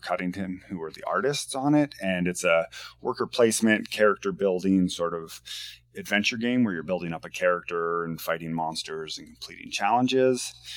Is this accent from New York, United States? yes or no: no; Washington, United States; now in Portland, United States; I'm from the Northwest. I was uh, born and raised in Washington State